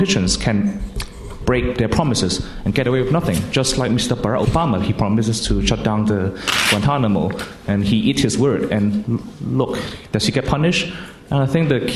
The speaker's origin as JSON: {"language": "English", "country": "Hong Kong", "said": "I'm from Hong Kong"}